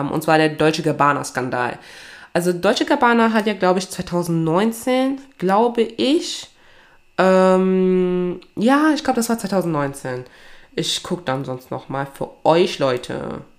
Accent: Togo; meine Wurzeln liegen ja in Togo, ne? Also ich komme ja aus Togo, also aus Westafrika.

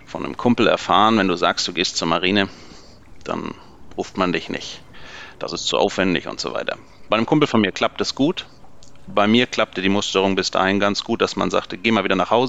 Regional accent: Swabia, Germany; Ich bin Schwabe, gebürtiger Schwabe

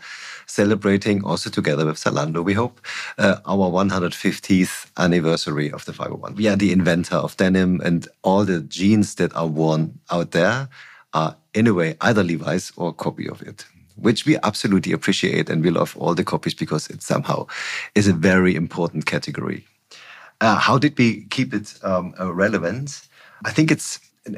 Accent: East Germany, Germany; I grew up in East Germany

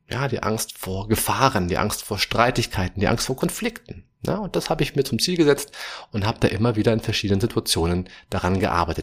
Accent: Germany; bei uns in Deutschland

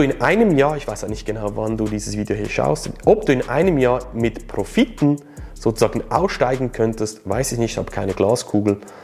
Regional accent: Switzerland; Für mich als Schweizer

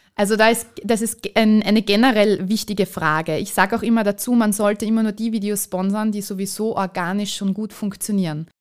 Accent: Vienna, Austria; moved away as an adult; now in Carinthia, Austria; ich bin Wahlkärntnerin, ich bin ursprünglich Wienerin

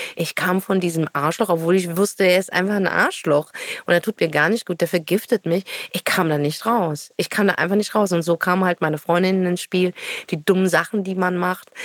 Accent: Frankfurt, Hesse, Germany; moved away as an adult; now in Berlin, Germany; Ich bin ja Nordweststädterin

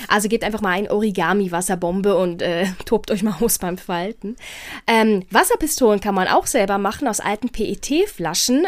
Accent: Portugal; moved away; in meinem Heimatland in Portugal

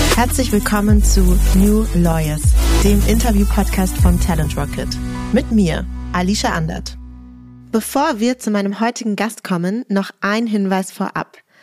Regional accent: Germany; bei uns in Deutschland

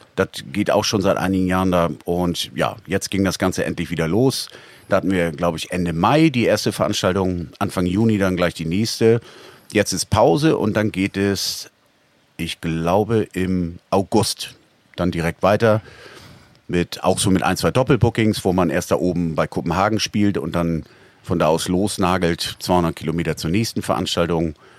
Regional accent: Northern Germany, Germany; als Norddeutscher

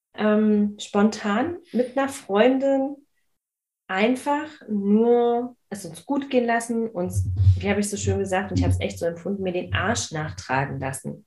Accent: Berlin, Germany; ich bin in Marzahn aufgewachsen

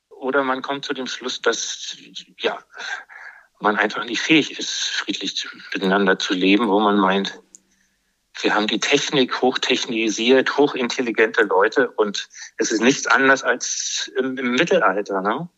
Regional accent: Berlin, Germany; now in Brandenburg, Germany; ich bin äh, Berliner

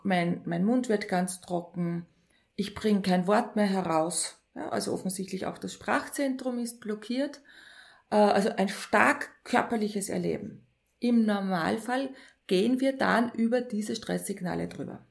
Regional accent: Linz, Upper Austria, Austria; also born or lived in near Schwanenstadt, Upper Austria; Geboren in Linz, die ersten zehn Jahre in Linz aufgewachsen und dann sehr ländlich in der Nähe von Schwanenstadt

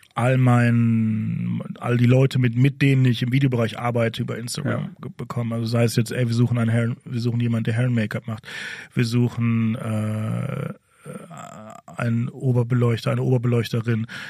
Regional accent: Ruhr area, North Rhine-Westphalia, Germany; ich komme aus dem Ruhrgebiet

